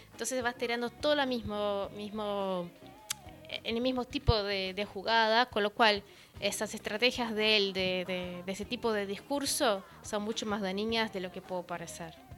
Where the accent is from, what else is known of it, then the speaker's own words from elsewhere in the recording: São Paulo, Brazil; yo soy de São Paulo